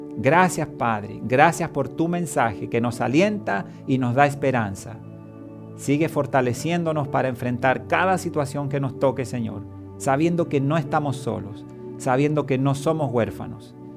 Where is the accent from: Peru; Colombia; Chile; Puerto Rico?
Chile; comenzaría en mi país, en Chile, el llamado estallido social